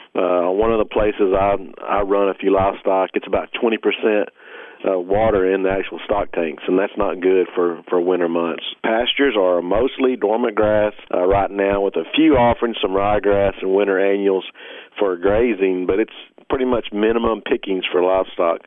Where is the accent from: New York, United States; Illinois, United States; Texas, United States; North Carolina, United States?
Texas, United States; Avoca; now in Waco, United States; at my hometown of Avoca